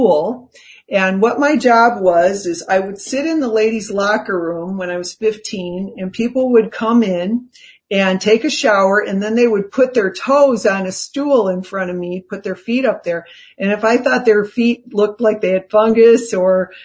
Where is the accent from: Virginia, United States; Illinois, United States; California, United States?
Illinois, United States; Chicago; moved away as an adult; also born or lived in New York / Los Angeles; I came from Chicago and, I was the daughter of a school teacher and my mom was mostly a stay-at-home mom